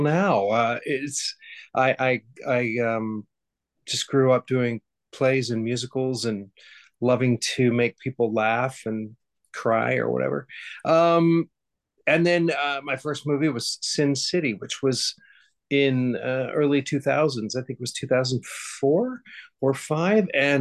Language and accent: English; Hutchinson, Kansas, United States; I grew up in Hutchinson, Kansas, in the middle of Kansas.